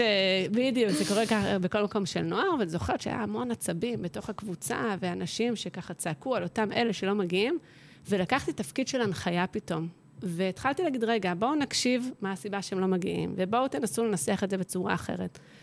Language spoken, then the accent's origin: Hebrew; Jerusalem hills, Jerusalem District, Israel; moved away; גדלתי בהרי ירושלים, משפחה ירושלמית, קלאסית